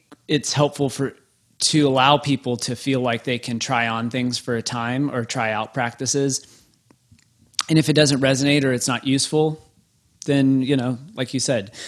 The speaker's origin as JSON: {"language": "English", "town": "Waco", "region": "Texas", "country": "United States", "tie": "born or raised there", "said": "growing up in Baptist world, the Baptist hub you know, Baylor University in Waco, Texas."}